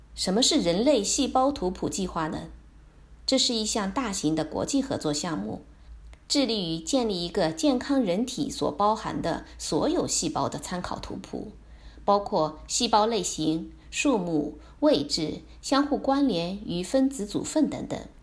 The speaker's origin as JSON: {"language": "Chinese", "country": "China", "said": "我们中国人"}